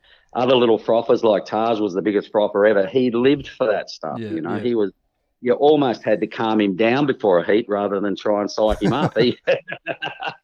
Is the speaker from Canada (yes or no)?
no; Perth, Western Australia, Australia; I come from Trig Point, Perth.